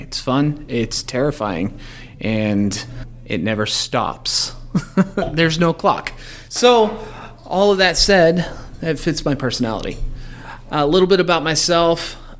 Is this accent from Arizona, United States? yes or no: no; Forney, Texas, United States; also born or lived in Mesquite, Texas; I was raised on the east side of Dallas, in Forney. And I spent the first half of my childhood in Mesquite, and then I moved out to Forney, graduated there